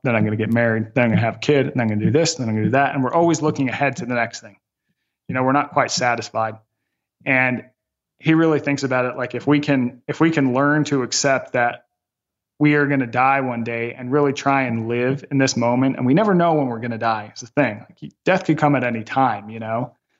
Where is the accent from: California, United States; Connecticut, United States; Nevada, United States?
Nevada, United States; Las Vegas; my hometown of Las Vegas